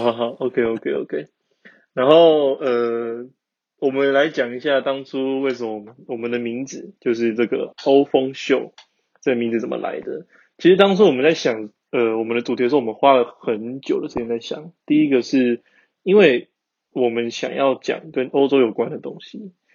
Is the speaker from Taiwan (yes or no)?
yes; Taiwan; moved away as an adult; now in Germany; 很常就是德国台湾两边跑，因为我就是会想家的人